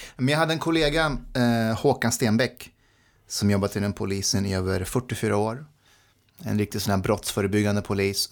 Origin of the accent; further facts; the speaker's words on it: Nacka, Stockholm County, Sweden; Swedish is a second language; also born or lived in Afghanistan; jag växte upp i Nacka